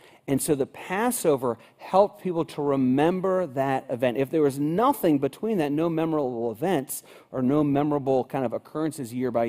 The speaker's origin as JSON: {"language": "English", "country": "United States", "tie": "born or raised there", "said": "Even though I was born in America, even though my parents took me to church occasionally, even though I was baptized as an infant"}